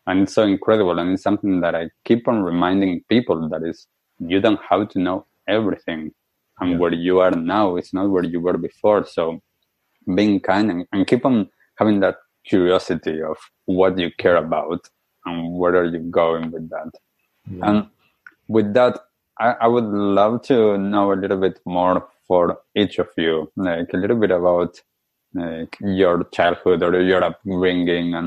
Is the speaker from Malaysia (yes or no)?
no; Argentina; moved away; I grew up in Argentina